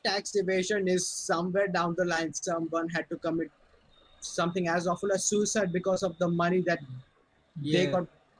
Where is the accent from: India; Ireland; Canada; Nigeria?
India; as an Indian